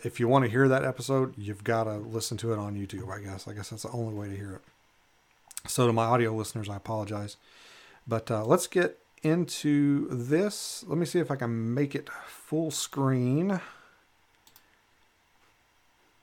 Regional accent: Western Kentucky, United States; now in Alaska, United States; where I grew up in Eastern Kentucky. I'm sorry, Western Kentucky

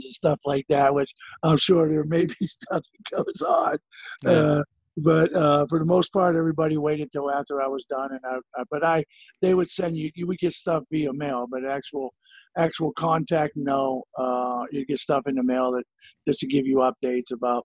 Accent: Brookfield, Ohio, United States; also born or lived in Masury, Ohio; I'm originally from Brookfield, George, but that, Brookfield, Ohio

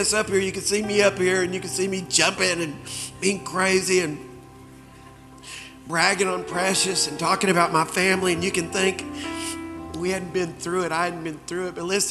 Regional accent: Springfield, Missouri, United States; also born or lived in Dallas, United States; I came to Dallas from Springfield, Missouri, and had a tryout with the Dallas Cowboys at the old Texas Stadium.

